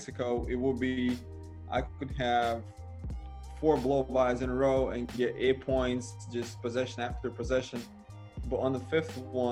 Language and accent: English; Siberia, Russia; moved away as an adult; also born or lived in Moscow / St. Petersburg / China / Miami; Siberia, my hometown